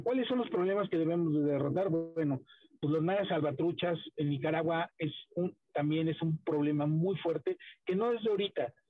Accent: Oaxaca, Mexico; yo, que soy de Oaxaca

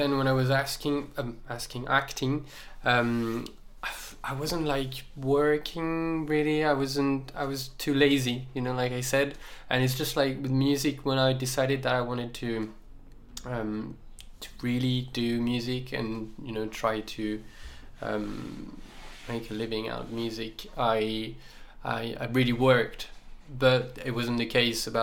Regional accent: Saint-Étienne, Auvergne-Rhône-Alpes, France; moved away as an adult; also born or lived in Lyon; now in Paris, France; I'm not from Paris, I'm from a city called Saint-Étienne in the south of France, and so I moved when I was 18 to Lyon

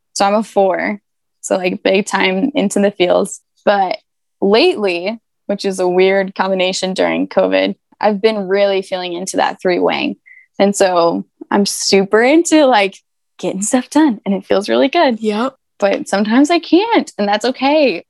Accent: Denver, Colorado, United States; I'm from Denver

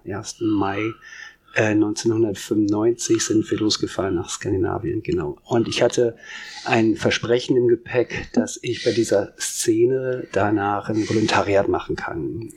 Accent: Soest, North Rhine-Westphalia, Germany; moved away; der hier geboren wurde im Marienkrankenhaus und hier auch viele, viele Bekanntschaften und Freunde hatte.

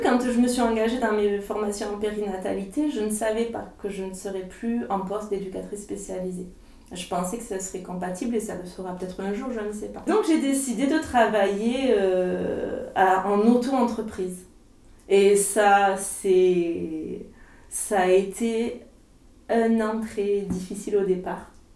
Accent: Lot-et-Garonne, Nouvelle-Aquitaine, France; moved away as an adult; also born or lived in Marseille / Salon-de-Provence; je suis originaire d'ici, du Lot-et-Garonne

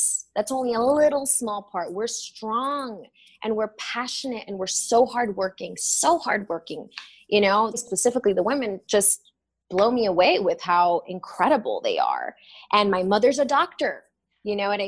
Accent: Miami, Florida, United States; also born or lived in Los Angeles; now in New York, United States; I grew up in Miami and that's like basically South America

